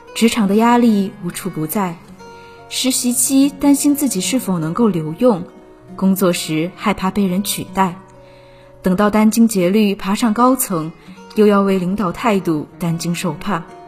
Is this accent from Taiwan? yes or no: no; Suzhou, Jiangsu, China; moved away as an adult; now in Nanjing, China; 来自江苏苏州